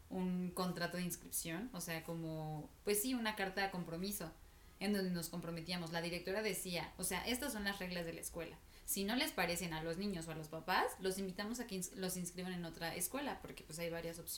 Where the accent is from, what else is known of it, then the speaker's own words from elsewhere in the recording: State of Mexico, Mexico; Ajá, como crecí en el Estado de México, o sea, como toda mi vida he estado viviendo en el Estado de México